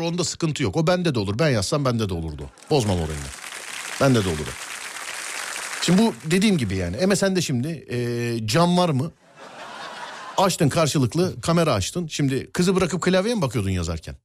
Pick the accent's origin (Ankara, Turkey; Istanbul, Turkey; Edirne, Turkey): Istanbul, Turkey; bir İstanbullu olarak